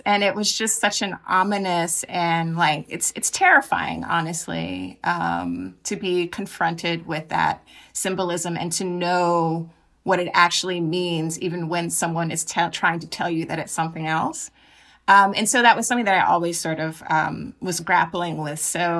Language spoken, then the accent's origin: English; Jacksonville, Florida, United States; So I'm from Jacksonville, Florida, which is, of course, you know, hometown